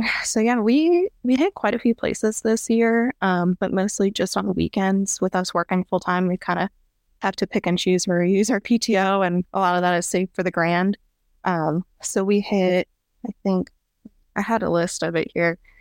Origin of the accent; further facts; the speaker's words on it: Pekin, Illinois, United States; moved away as an adult; now in O'Fallon, Missouri, United States; I'm originally from Pekin, Illinois, so, like, the central Illinois Peoria area.